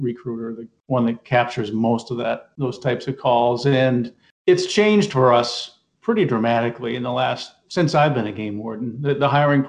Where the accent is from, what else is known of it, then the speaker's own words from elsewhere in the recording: Maine, United States; Yeah, I grew up in Maine. I grew up about 20 minutes from where I am right now.